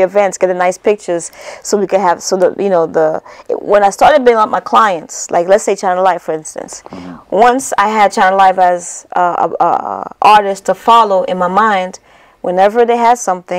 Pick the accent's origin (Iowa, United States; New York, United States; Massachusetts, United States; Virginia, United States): New York, United States; New York City; also born or lived in Africa / Haiti (family); Yeah, so, and then we resided in Brooklyn and grew up here.